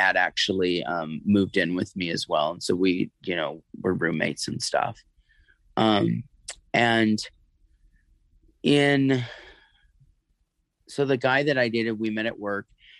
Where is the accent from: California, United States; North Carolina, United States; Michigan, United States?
California, United States; near Santa Cruz and Monterey, Central Coast of; moved away; also born or lived in North Hollywood, California; Born in North Hollywood, I was raised near Santa Cruz and Monterey in the Central Valley of California, Central Coast